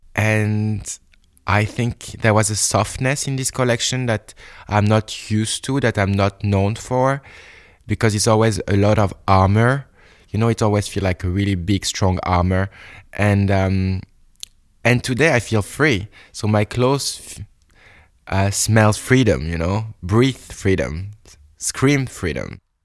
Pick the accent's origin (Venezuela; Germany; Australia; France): France; Bordeaux, Nouvelle-Aquitaine; English is a second language; moved away; in my bedroom in Bordeaux